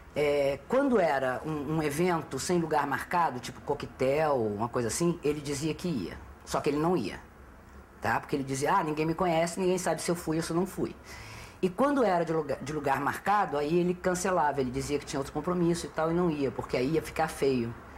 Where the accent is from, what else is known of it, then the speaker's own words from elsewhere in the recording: Recife, Pernambuco, Brazil; also born or lived in São Lourenço da Mata, Pernambuco; Eu nasci no Recife porque, nesse tempo, meu pai era senhor de engenho no município de São Lourenço da Mata